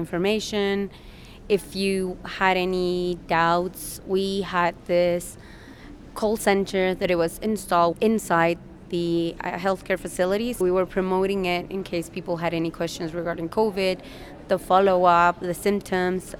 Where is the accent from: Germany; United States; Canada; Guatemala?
Guatemala; I am from Guatemala